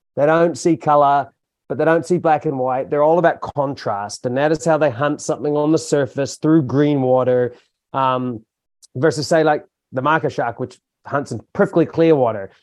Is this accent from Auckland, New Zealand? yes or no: no; Hamilton, Waikato, New Zealand; now in Tauranga, New Zealand; I grew up in Hamilton